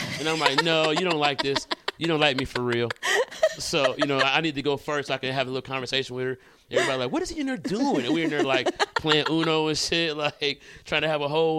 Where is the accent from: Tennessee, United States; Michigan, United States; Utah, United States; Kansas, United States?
Michigan, United States; Detroit; moved away as an adult; now in Los Angeles, United States; Born and raised in Detroit. I live in LA now though.